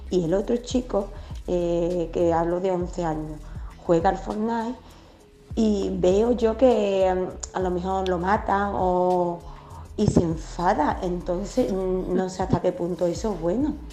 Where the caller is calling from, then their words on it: Seville, Andalusia, Spain; Buenos días, soy … de Sevilla.